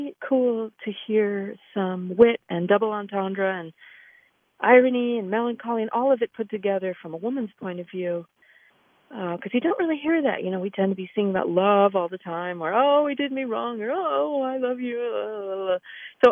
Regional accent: Massachusetts, United States; moved away as an adult; also born or lived in San Francisco / New York City; I grew up in Massachusetts, and that's where I'm calling you from now

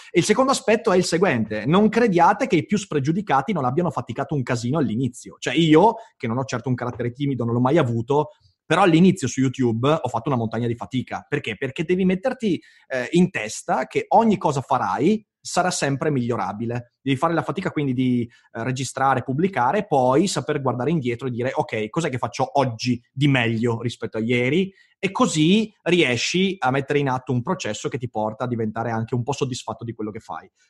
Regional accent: Livorno, Tuscany, Italy; trattenendo in quanto livornese.

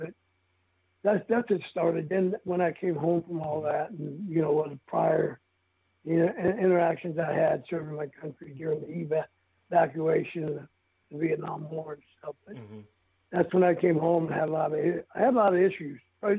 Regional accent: El Paso, Texas, United States; moved away as an adult; when I moved back to El Paso, my hometown where I was born

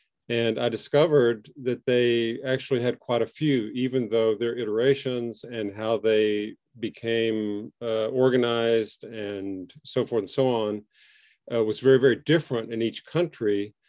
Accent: Southwest, United States; And because I grew up in the Southwest United States, I like spicy food.

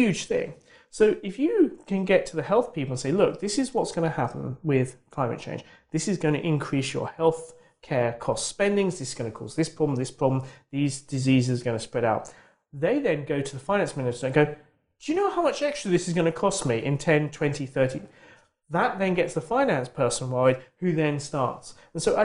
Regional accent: United Kingdom; as a Brit

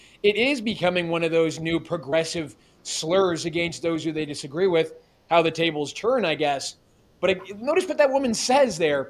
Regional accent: Canada; also born or lived in Toronto; I'm come from Canada, and I don't want to see my city, although it already has been in Toronto

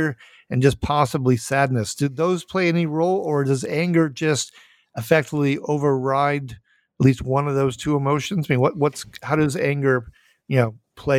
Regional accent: Minnesota, United States; I am from Minnesota

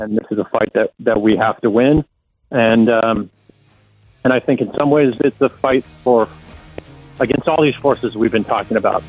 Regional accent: United States; moved away as an adult; now in Israel; I grew up in the U.S. And I moved here mm, about a decade ago to report

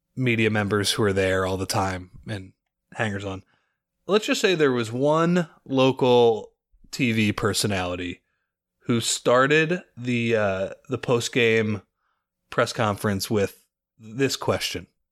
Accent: Lower Merion, Pennsylvania, United States; I am from Lower Marion. It's where I grew up.

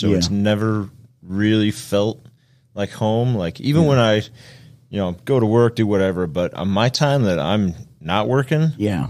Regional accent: Colorado, United States; moved away as an adult; I grew up in Colorado and came out here.

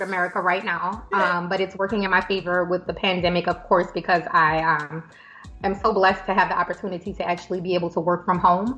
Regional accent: LaPlace, Louisiana, United States; now in Atlanta, United States; I'm from a little city right outside of New Orleans, about 20 minutes outside, called La Place. So I have to represent for La Place, Louisiana

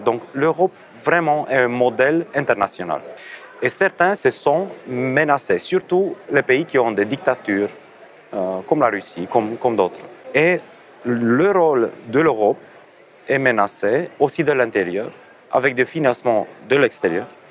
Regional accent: Romania; moi, je viens de la Roumanie

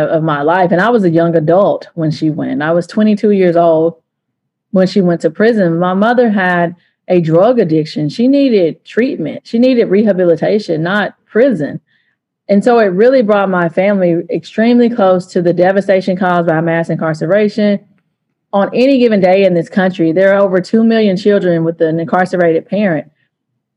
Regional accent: East Texas, United States; I'm from East Texas.

